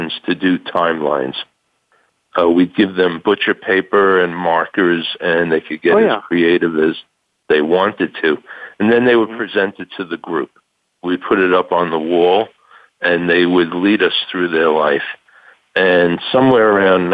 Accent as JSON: {"language": "English", "region": "New York", "country": "United States", "moved": "as an adult", "lives_now": "Tucson, United States", "said": "I'm originally from New York"}